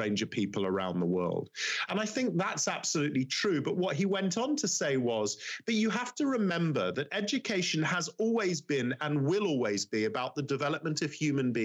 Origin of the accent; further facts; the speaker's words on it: London, United Kingdom; I'm from London